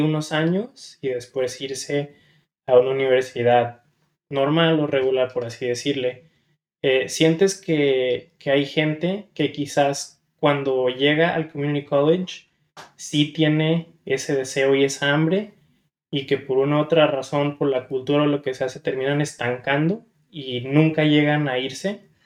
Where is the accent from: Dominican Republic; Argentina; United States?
United States; San Diego, California; also born or lived in Guadalajara, Jalisco, Mexico; yo pues soy originario de Guadalajara, Jalisco. Eh, a la muy pequeña edad me vine a vivir para acá, para San Diego, con la esperanza de tener una mejor vida, mejores oportunidades y pues toda mi vida crecí aquí